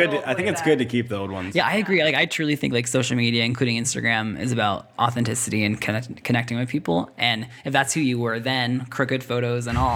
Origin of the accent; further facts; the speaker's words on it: Russia; now in Washington, United States; I grew up in Russia my whole life, so even when it snows, it's no big deal.